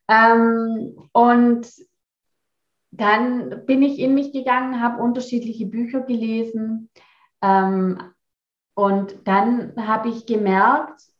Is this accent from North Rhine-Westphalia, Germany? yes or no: no; Rottweil, Baden-Württemberg, Germany; born there; Rottweil ist mein Geburtsort